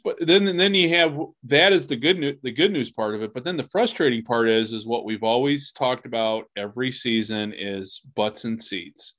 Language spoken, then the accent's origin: English; United States; speaking as an American